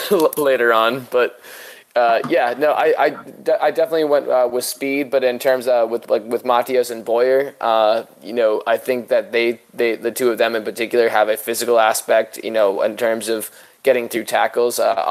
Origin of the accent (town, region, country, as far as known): Boston, Massachusetts, United States; born or raised there